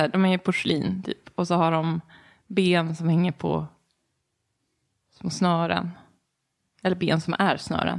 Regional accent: Enhörna, Stockholm County, Sweden; moved away; jag kommer ifrån Enhörna. Från början, utanför Södertälje

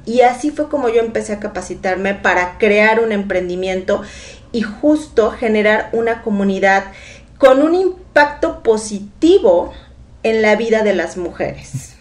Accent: Tuxpan, Veracruz, Mexico; soy una mujer orgullosamente veracruzana. Me encanta decir que soy de Tuxpan, Veracruz

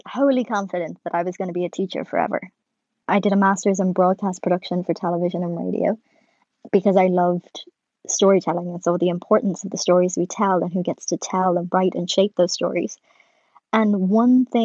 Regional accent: Ireland; as an Irish person

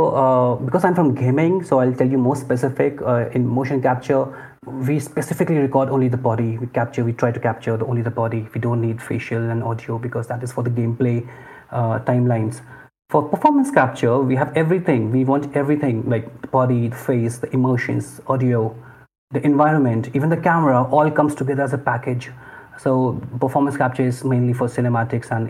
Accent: Lucknow, Uttar Pradesh, India; moved away as an adult; also born or lived in Hyderabad / Bangalore; now in Mumbai, India; I'm from Lucknow. It's a small town in the northern part of India. And I grew up there.

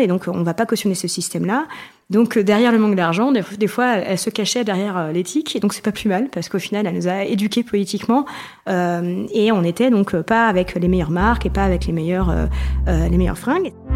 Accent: Provence-Alpes-Côte d'Azur, France; now in Paris, France; j'habite à Paris, euh, mais je viens de Provence

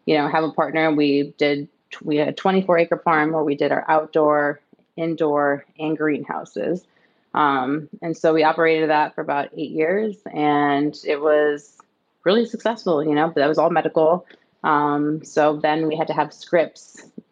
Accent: Midwest, United States; I grew up in the Midwest

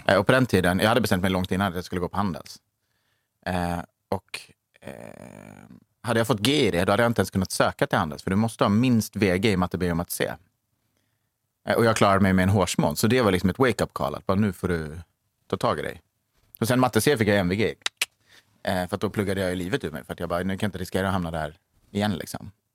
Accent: Skövde, Västra Götaland, Sweden; moved away as an adult; now in Stockholm, Sweden; jag är uppvuxen i Skövde.

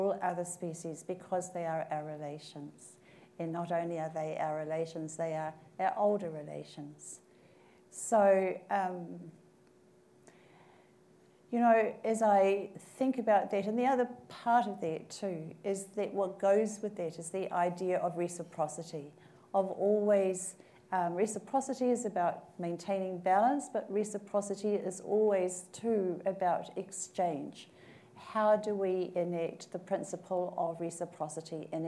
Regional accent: Christchurch, Canterbury, New Zealand; now in Canada; I'm from Aotearoa, I'm from New Zealand, I live in Canada. My hometown is Christchurch

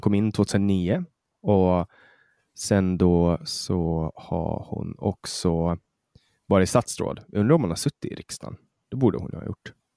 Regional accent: Åland Islands; Jag skulle säga ålänning

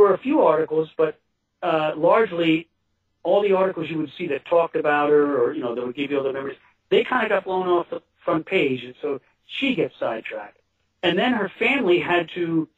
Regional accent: Kingston, New York, United States; my hometown

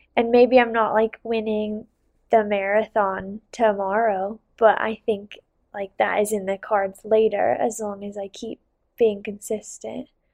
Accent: Salt Lake City, Utah, United States; also born or lived in Bozeman; I did downhill growing up in Salt Lake

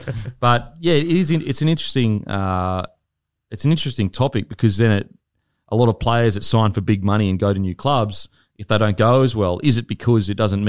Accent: Gold Coast, Queensland, Australia; I'm from the Gold Coast, but Brisbane was a side that everyone loved growing up.

